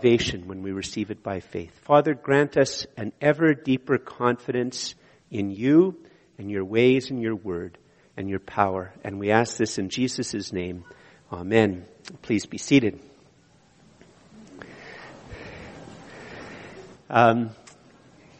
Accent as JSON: {"language": "English", "country": "Canada", "tie": "born or raised there", "also_born_or_lived": "Montreal, Quebec / Eganville, Ontario", "said": "I'm a city kid. I was born in Montreal and then lived in Ottawa"}